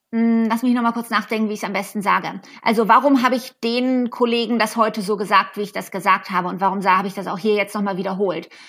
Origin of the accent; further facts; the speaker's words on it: Germany; moved away as an adult; now in United States; ich selber bin aus Deutschland